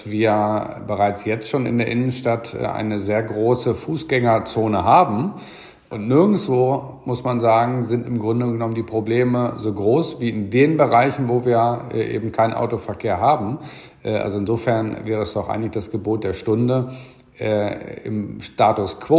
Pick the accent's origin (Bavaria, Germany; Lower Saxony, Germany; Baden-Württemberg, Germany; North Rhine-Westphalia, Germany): Lower Saxony, Germany; Garbsen; Ich komme aus Garbsen und ich als doch jetzt schon wesentlich ältere Frau als meine Freundin habe Sorge